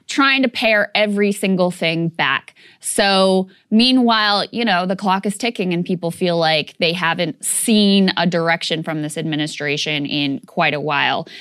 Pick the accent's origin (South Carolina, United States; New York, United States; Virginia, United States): Virginia, United States; my home state of Virginia